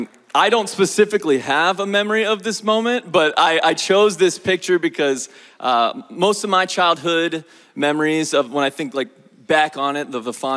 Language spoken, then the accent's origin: English; Parma, Ohio, United States; moved away as an adult; I am originally from Parma, Ohio, up near Cleveland. And so last 7 years, though, I've been in Southeast Ohio at South Hills Christian Camp.